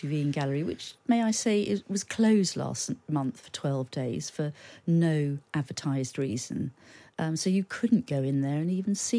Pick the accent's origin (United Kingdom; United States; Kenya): United Kingdom; And as a Brit, you can feel quite ashamed of that.